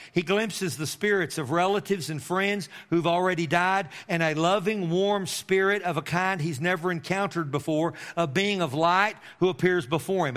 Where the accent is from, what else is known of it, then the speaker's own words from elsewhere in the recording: Amarillo, Texas, United States; I grew up in Amarillo, Texas, and I lived in one house all of my life